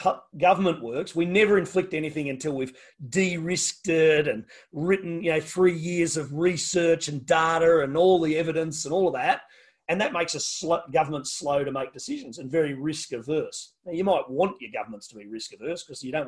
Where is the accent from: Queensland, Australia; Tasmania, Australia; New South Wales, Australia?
Tasmania, Australia; I say I'm from Tasmania